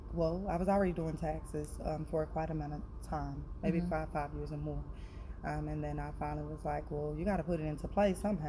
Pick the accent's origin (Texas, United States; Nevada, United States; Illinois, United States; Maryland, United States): Texas, United States; Dallas; I am born and raised in Dallas, Texas.